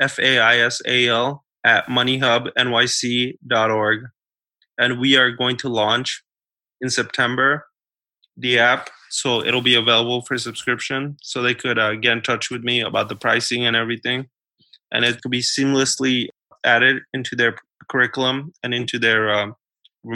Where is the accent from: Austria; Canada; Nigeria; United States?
United States; New York City, New York; kids like me and like the kids that I grew up with in New York City